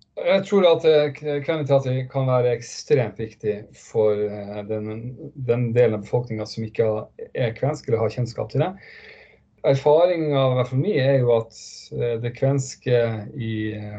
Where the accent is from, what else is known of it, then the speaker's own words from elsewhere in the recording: Northern Norway, Norway; Jeg er fra Nord-Norge